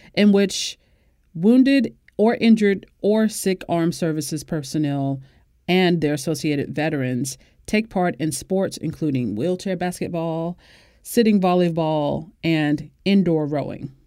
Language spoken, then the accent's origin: English; Florida, United States; my home state